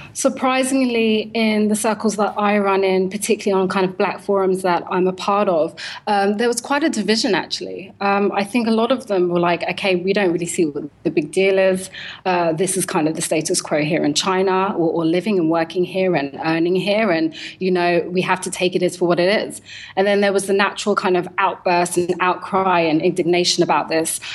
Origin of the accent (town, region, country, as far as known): London, United Kingdom; born or raised there